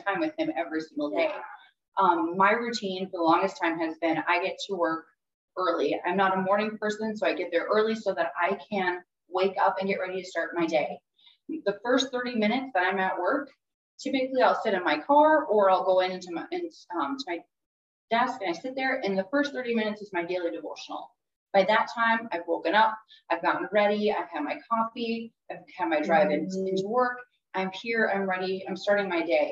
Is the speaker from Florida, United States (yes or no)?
no; Morris, Minnesota, United States; moved away as an adult; also born or lived in St. Cloud, Minnesota; now in Fargo, United States; I grew up in Morris, Minnesota.